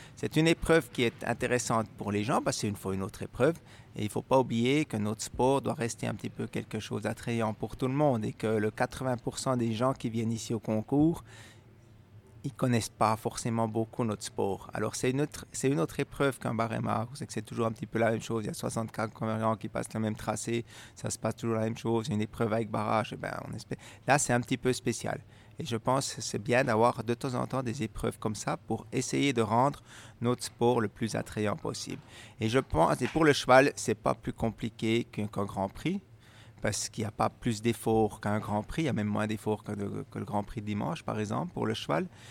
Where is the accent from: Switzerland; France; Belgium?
Switzerland; faire les grandes épreuves chez nous en Suisse